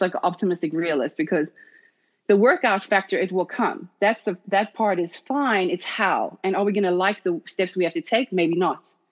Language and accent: English; South Africa; moved away as an adult; being born and raised in South Africa, firstly. And then I was recruited to D1 college at 17